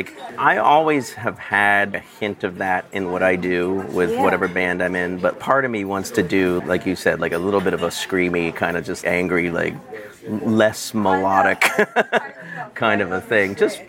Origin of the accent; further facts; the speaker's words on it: Newark, Delaware, United States; I grew up around in Newark, Delaware.